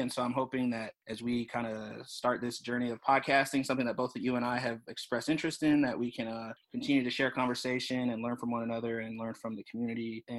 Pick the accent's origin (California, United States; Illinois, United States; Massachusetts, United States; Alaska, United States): Alaska, United States; Fairbanks; moved away as an adult; also born or lived in Seattle, Washington / Louisville, Kentucky; now in Bellingham, United States; I'm originally from Fairbanks, Alaska, where I grew up for about 20 years. And then I went off and lived in Seattle for about 6 years back in the early 2000s